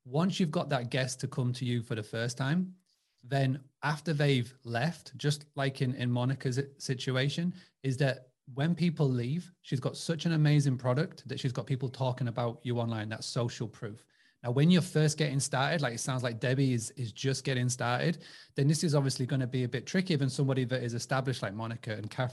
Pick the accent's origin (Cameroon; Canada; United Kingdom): United Kingdom; England; accent: English; my English accent